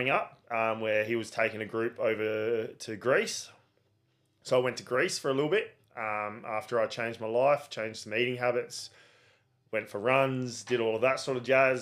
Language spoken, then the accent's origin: English; Elizabeth, South Australia, Australia; I grew up in Elizabeth, so I was playing for Elizabeth Downs